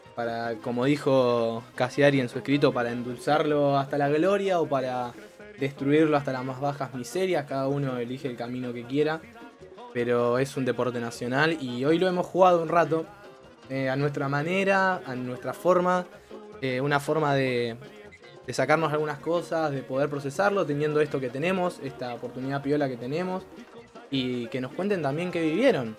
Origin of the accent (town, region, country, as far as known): Argentina